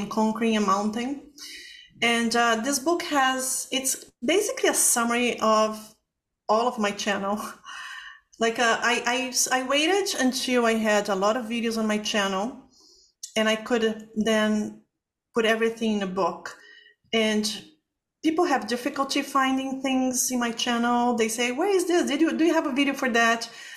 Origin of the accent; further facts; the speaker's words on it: Brazil; moved away; I'm from Brazil